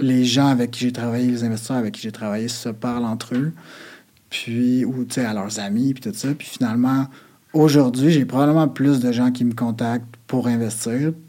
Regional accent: Quebec, Canada; on est Québécois

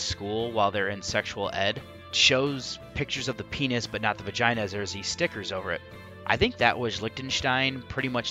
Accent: United States; Being that I'm from the United States

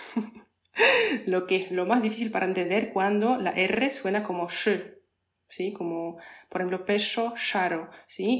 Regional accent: Poland; Spanish is a second language; moved away as an adult; also born or lived in Argentina; nosotros, polacos o europeos

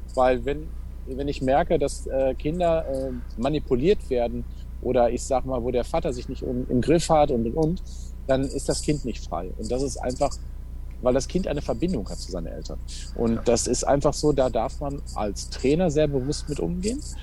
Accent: Waltrop, North Rhine-Westphalia, Germany; ich komme aus Waldrop, äh, VfL Waltrop

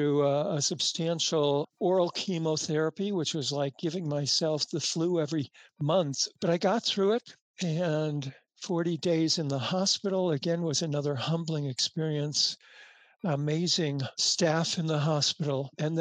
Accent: United States; also born or lived in New York; as an American in New York

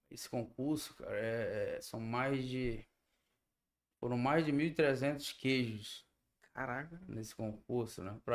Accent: Parintins, Amazonas, Brazil; eu sou, sou de lá

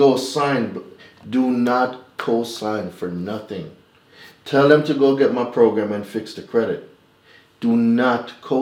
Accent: Jamaica; moved away as an adult; now in United States; I'm not originally from America. I'm Jamaican.

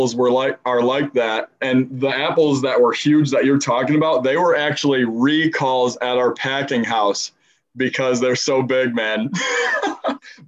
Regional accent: South Butler, New York, United States; also born or lived in Wolcott, New York; I am from, my home is South Butler, New York

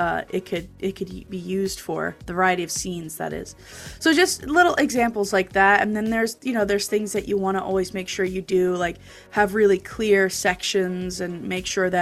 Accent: New Jersey, United States; in my hometown in New Jersey

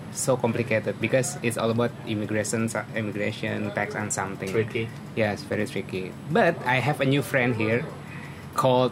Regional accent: Jakarta, Indonesia; now in Bali, Indonesia; I'm from Jakarta, moved to Bali, and doing working here.

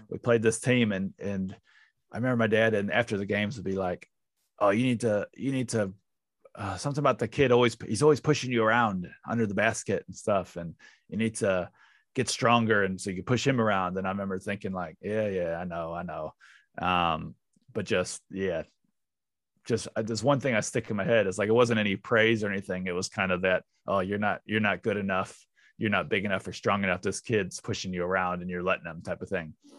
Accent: St. Louis, Missouri, United States; moved away as an adult; now in New Zealand; I'm from Saint Louis originally

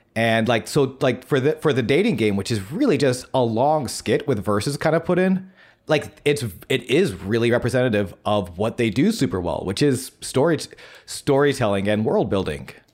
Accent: Buffalo, New York, United States; moved away; I'm from Buffalo, New York

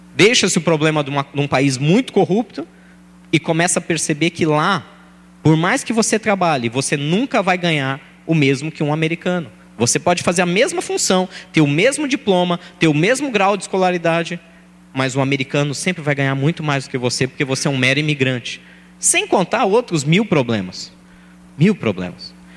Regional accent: São Paulo, Brazil; eu nasci e fui criado em Guaianazes

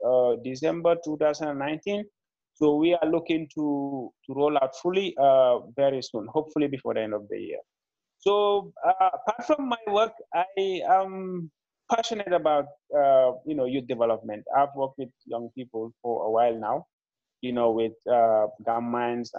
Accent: Gambia; also born or lived in Serekunda, Gambia; I'm a young Gambian entrepreneur. I was born and raised in the Gambia.

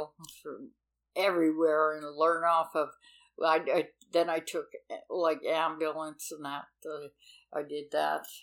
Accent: Lockport, Manitoba, Canada; now in Selkirk, Canada; in Lockport. I grew up in Lockport. I only moved to Selkirk a year ago

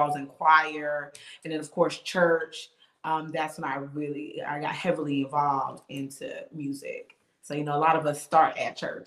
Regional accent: Bridgeport, Connecticut, United States; moved away as an adult; now in Charlotte, United States; I'm actually from Bridgeport, Connecticut, born and raised, and I'm now here in Charlotte

